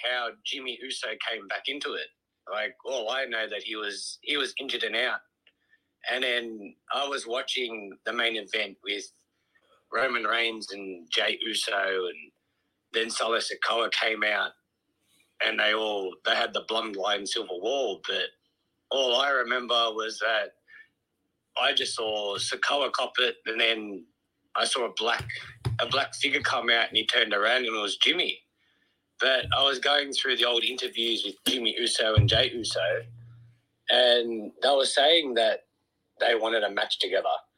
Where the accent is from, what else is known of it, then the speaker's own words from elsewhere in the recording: Melbourne, Victoria, Australia; I'm from Melbourne, Australia